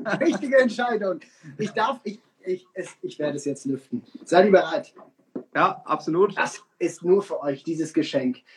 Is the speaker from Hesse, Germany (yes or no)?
no; Bavaria, Germany; Ja, wir sind aus Bayern, bei uns, wir wählen schwarz.